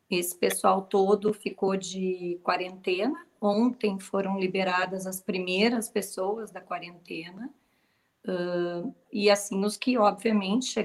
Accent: Rio Grande do Sul, Brazil; now in Qatar; Sim, não dá para notar, né?

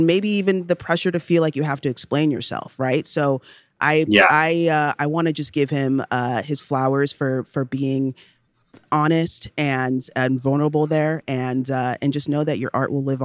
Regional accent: Nigeria; I was born in Nigeria

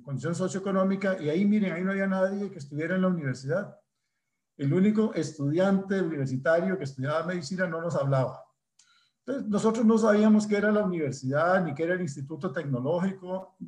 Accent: Desamparados, San José, Costa Rica; yo soy desamparadeño. Nací en San Rafael, arriba de Desamparados

